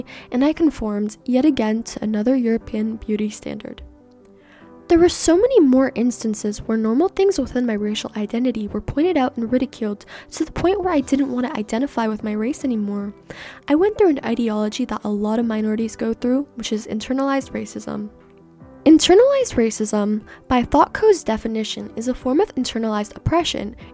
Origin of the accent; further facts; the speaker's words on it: Canada; first language Persian; English is a second language; born and raised in Canada